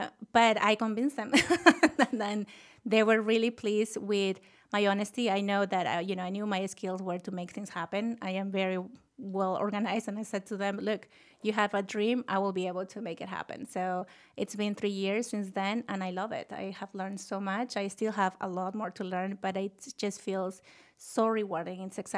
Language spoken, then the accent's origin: English; Lima, Peru; English is a second language; moved away as an adult; now in United States; Oh, I was one of them. You know, I grew up in Lima, Peru, and moved to this country when I was 21. They're off the thick accent that I can get rid of.